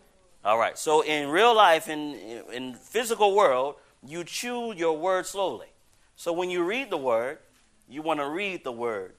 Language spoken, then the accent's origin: English; Riverside, California, United States; born there; you know, I was born in Riverside, California.